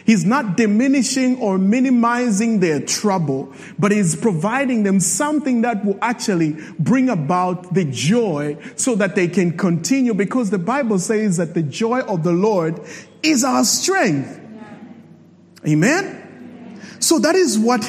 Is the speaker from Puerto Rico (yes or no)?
no; Zambia; I'm from Zambia